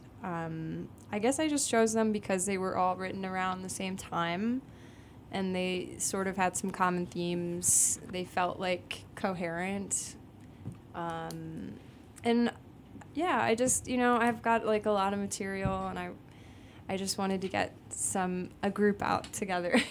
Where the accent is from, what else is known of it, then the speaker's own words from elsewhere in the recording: Byron, Illinois, United States; moved away as an adult; also born or lived in Rockford, Illinois; now in Chicago, United States; Technically, I grew up in Byron, which is a really small town that is, like, 30 minutes outside of Rockford.